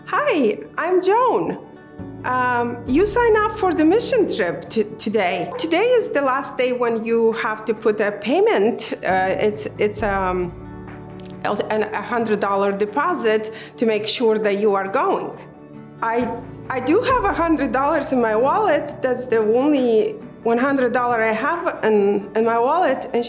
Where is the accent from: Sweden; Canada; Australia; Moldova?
Moldova; now in United States; I was born in Moldova. Uh, at the time I was born, it was Soviet Union.